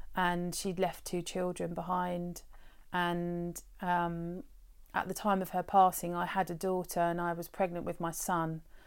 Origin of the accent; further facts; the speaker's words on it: Brighton, South East England, United Kingdom; I grew up in Brighton. I was born here as well and I've lived here, um, the majority of my life.